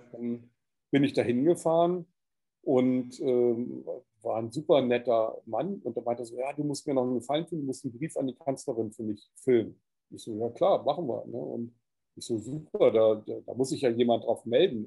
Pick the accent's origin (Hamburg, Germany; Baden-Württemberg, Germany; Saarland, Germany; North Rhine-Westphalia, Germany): Hamburg, Germany; moved away; also born or lived in Cyprus / Corsica; ich bin ja in Hamburg geboren, es war so meine Heimatstadt